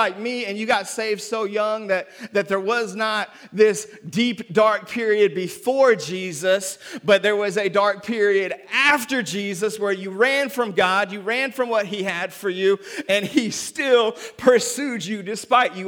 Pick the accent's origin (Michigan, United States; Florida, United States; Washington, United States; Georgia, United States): Washington, United States; Seattle; also born or lived in North Carolina; now in Memphis, United States; I'm from Seattle